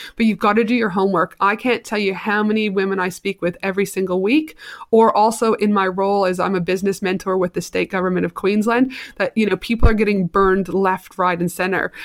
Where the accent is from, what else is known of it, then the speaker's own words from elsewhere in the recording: Canada; I am super Canadian, very proud